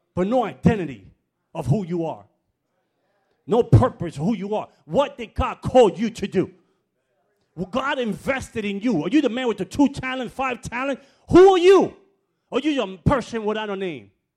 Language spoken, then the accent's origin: English; New York City, New York, United States; moved away; I grew up in the Bronx